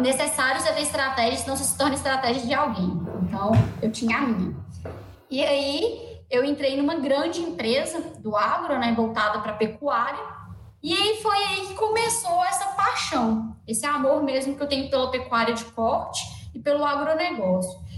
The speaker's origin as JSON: {"language": "Portuguese", "region": "northern Minas Gerais", "country": "Brazil", "said": "sou é, do norte de Minas"}